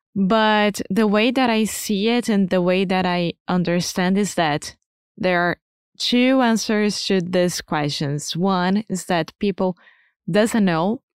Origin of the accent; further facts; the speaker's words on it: Rio de Janeiro, Brazil; accent: carioca; first language Portuguese; English is a second language; moved away as an adult; now in Portugal; my carioca accent when I'm speaking Portuguese